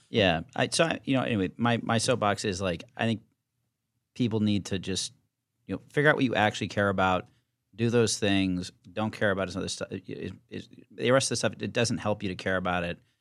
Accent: Virginia, United States; now in New York, United States; I'm from Virginia

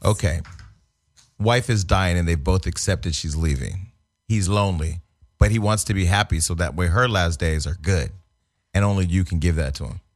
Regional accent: Northern California, United States; I'm from Northern California, home of the boosters.

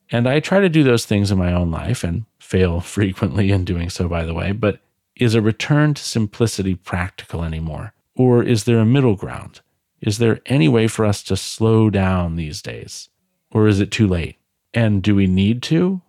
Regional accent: United States; I'm American, for the time being

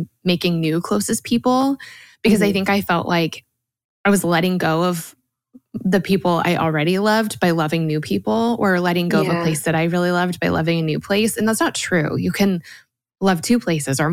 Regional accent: Colorado, United States; moved away as an adult; also born or lived in Georgia; now in Nashville, United States; I'm from Colorado

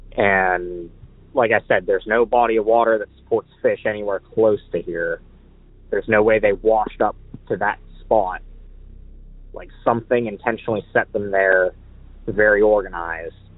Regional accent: Pittsburgh, Pennsylvania, United States; I'm from Pittsburgh, Pennsylvania

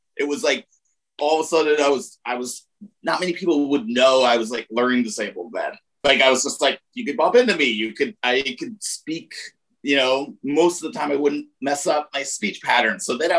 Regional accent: Laramie, Wyoming, United States; Laramie, Wyoming.

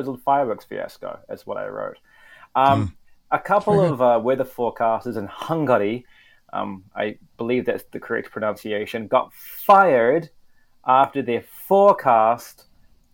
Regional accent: New Zealand; in my home country, New Zealand

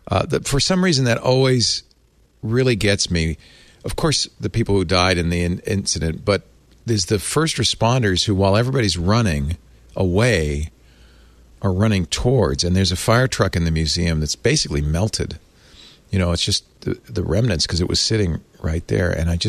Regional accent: New York City, New York, United States; born there; I was born in New York City, so I don't know why, but I feel like that's home in many ways, even though I didn't live there very long.

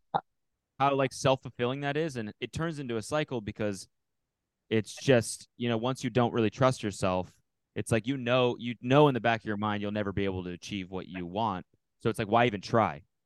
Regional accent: Canada; I'm from Canada

